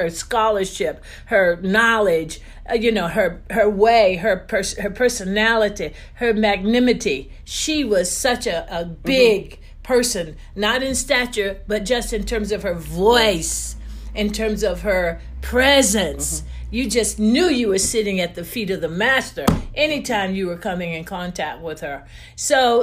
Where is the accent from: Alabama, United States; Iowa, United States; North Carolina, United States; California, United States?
North Carolina, United States; Wilson; born or raised there; moved away as an adult